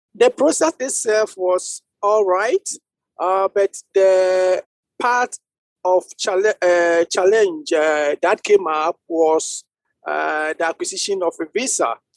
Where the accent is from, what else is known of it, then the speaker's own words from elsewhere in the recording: Ghana; now in Estonia; I'm from Ghana